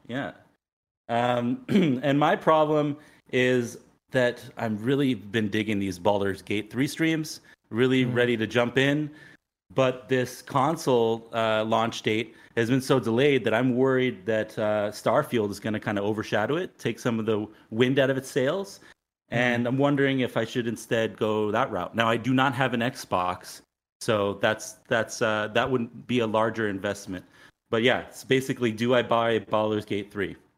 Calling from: Phoenix, Arizona, United States; I'm calling in from Phoenix

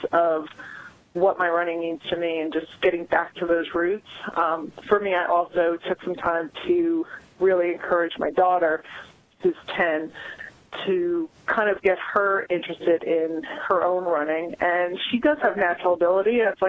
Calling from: Wesley Chapel, North Carolina, United States; I'm calling from Wesley Chapel, North Carolina.

